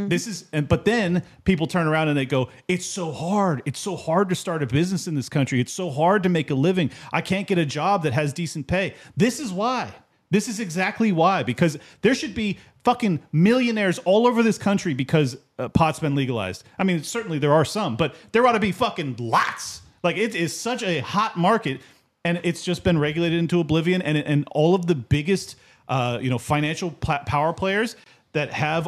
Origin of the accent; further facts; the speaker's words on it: San Diego, California, United States; I was from San Diego. That's where it came from.